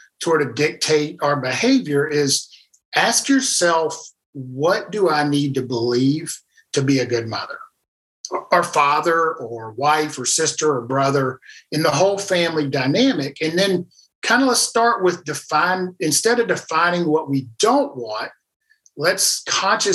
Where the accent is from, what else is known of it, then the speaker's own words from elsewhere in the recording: South Louisiana, United States; moved away as an adult; also born or lived in Nashville, Tennessee; I was originally from South Louisiana and moved to Nashville, Tennessee.